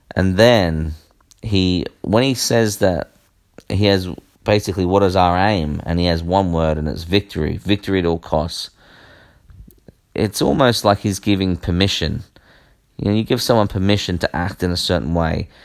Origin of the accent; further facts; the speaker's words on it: Australia; I am Australian